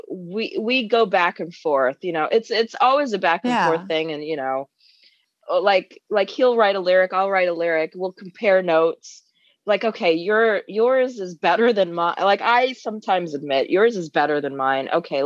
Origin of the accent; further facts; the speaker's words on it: London, United Kingdom; You know, I'm originally from London, and I am blown away every time we get played in London or England or Scotland, Wales, and the Europeans.